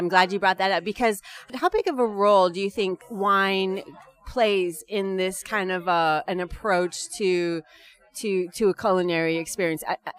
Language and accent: English; California, United States; moved away; I'm originally from California